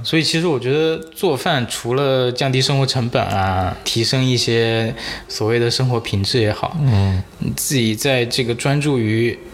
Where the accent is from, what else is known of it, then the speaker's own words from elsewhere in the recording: Jiangxi, China; 我是南方人江西人嘛